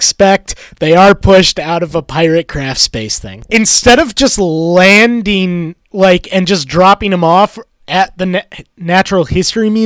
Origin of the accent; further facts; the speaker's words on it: New York, United States; native of New York State